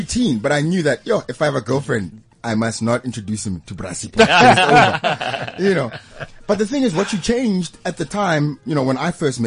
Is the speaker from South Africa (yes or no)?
yes; South Africa; as a South African, as a young man.